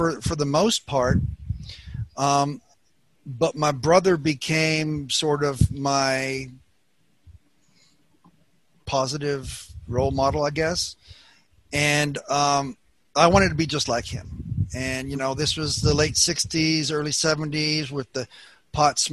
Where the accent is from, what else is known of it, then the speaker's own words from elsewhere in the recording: Southern California, United States; I was born here in Southern California and was the baby of the family